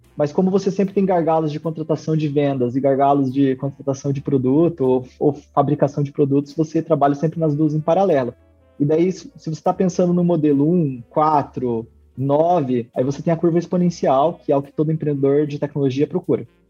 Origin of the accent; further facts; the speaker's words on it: western Paraná, Brazil; meu pai tem uma construtora há 30 anos aqui na região oeste do Paraná, é, onde eu nasci